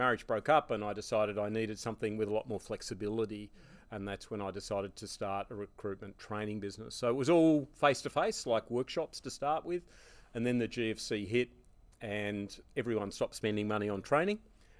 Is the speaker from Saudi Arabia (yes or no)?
no; Hobart, Tasmania, Australia; moved away as an adult; also born or lived in London; Well, I'm originally from Hobart, and I went to university there